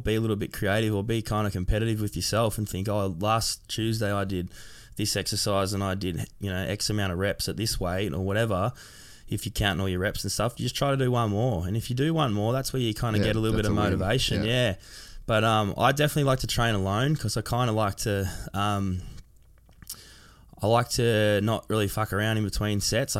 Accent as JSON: {"language": "English", "town": "Sydney", "region": "New South Wales", "country": "Australia", "tie": "born or raised there", "said": "I grew up in Sydney, like around the Cronulla area, Sutherland Shire."}